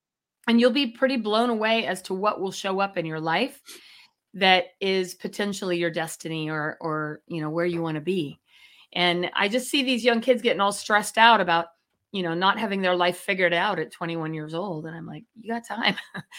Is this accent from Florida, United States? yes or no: no; Chico, California, United States; I grew up in Chico and Diamond Walnuts was there